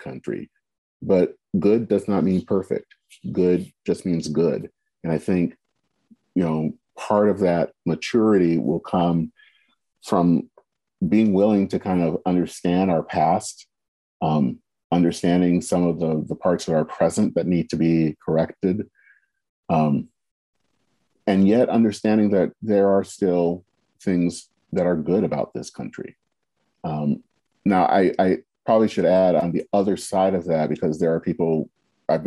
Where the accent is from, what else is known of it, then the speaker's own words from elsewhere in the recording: United States; We are Americans